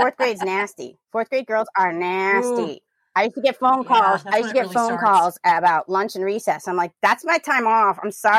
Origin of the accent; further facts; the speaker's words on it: New Orleans, Louisiana, United States; moved away; also born or lived in Tenleytown, Washington, D.C.; You know, like I told y'all, I'm from New Orleans. And so last May I went back home